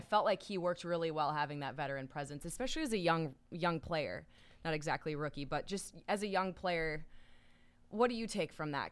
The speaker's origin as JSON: {"language": "English", "region": "Minnesota", "country": "United States", "tie": "born or raised there", "said": "managing our rink where I grew up in Minnesota"}